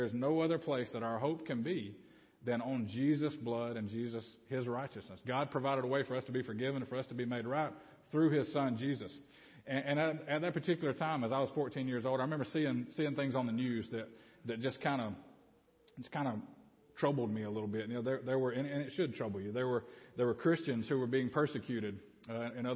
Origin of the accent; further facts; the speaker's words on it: Babbie, Alabama, United States; also born or lived in Opp, Alabama; grew up in Babby